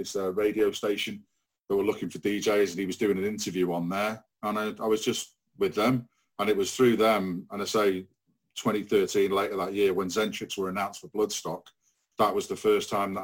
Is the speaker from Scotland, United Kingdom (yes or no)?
no; Rhyl and Prestatyn, North Wales, United Kingdom; where we grew up in Rhyl and Prestatyn